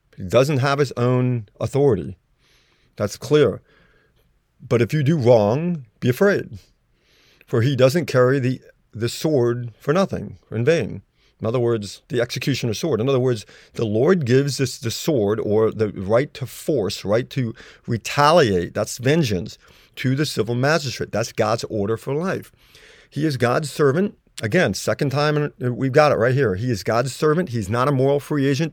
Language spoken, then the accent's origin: English; United States; I'm an American